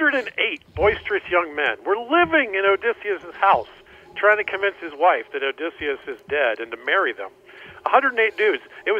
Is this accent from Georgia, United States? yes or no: yes; Atlanta, Georgia, United States; also born or lived in Florida; Yeah, mostly Atlanta. I was born in Florida, but mostly suburban Atlanta.